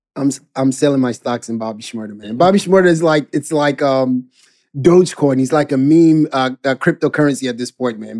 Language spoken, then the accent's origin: English; Ghana; growing up in Ghana